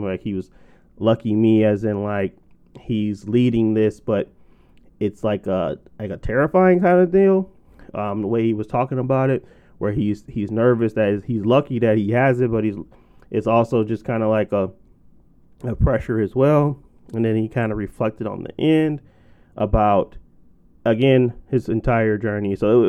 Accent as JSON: {"language": "English", "town": "Detroit", "region": "Michigan", "country": "United States", "said": "Yeah, The Baddest had to be it because I'm from Detroit natively"}